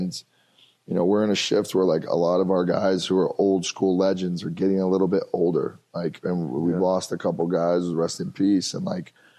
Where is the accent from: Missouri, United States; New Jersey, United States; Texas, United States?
Texas, United States; Tyler; We have two Heisman Trophy winners from my hometown in Tyler, me and Earl Campbell